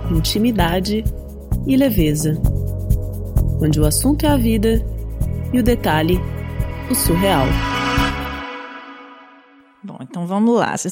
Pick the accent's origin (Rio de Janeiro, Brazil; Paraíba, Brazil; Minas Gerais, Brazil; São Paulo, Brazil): Minas Gerais, Brazil; eu também tem sou de Minas